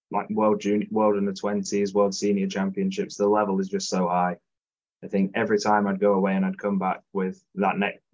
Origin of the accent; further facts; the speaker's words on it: Nottingham, East Midlands, United Kingdom; Nottingham as well, because it's my hometown rink